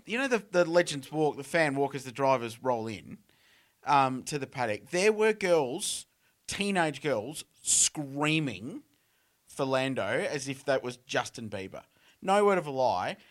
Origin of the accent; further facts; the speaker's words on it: Adelaide, South Australia, Australia; I grew up in Adelaide with the Grand Prix